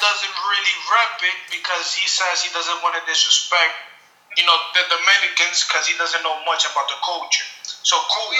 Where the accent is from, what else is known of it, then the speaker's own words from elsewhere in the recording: New York City, New York, United States; So don't tell me that it's because we're from the Heights.